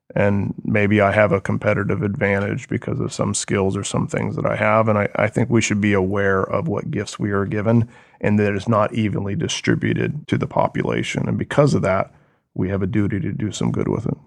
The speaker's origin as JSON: {"language": "English", "town": "Oso", "region": "Washington", "country": "United States", "tie": "born or raised there", "said": "Born and raised in Washington State"}